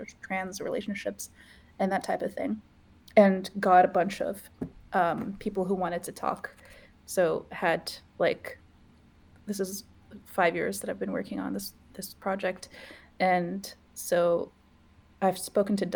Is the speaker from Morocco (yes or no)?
yes; Morocco; now in Canada; I grew up in Morocco in Africa